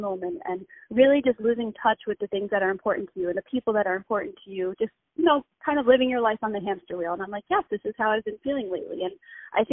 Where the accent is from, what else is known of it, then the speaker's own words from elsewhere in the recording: Long Island, New York, United States; I'm from Long Island, out east